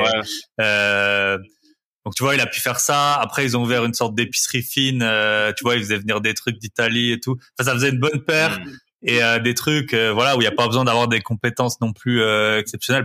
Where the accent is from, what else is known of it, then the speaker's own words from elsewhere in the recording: Alsace, Grand Est, France; je suis d'Alsace